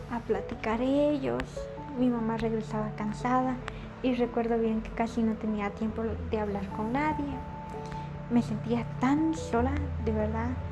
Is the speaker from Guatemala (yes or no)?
yes; San Francisco El Alto, Totonicapán, Guatemala; moved away; Soy de San Francisco el Alto, de Capán